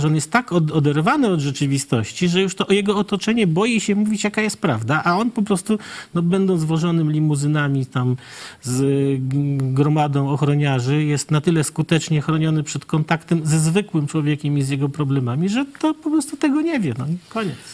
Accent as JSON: {"language": "Polish", "town": "Puławy", "region": "Lublin Voivodeship", "country": "Poland", "said": "ja jestem z Puław"}